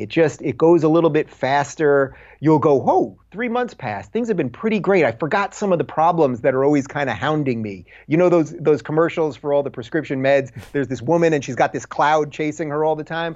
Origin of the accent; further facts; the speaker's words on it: Long Island, New York, United States; I grew up in Long Island in middle class to maybe slightly upper middle class